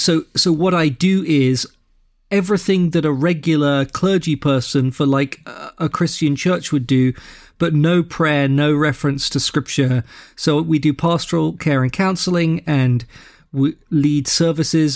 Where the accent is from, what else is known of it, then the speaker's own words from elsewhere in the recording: London, United Kingdom; moved away as an adult; also born or lived in Boston, Massachusetts; now in Saint Louis, United States; So I'm from London, England. where I was born and grew up, but I live in Saint Louis, Missouri now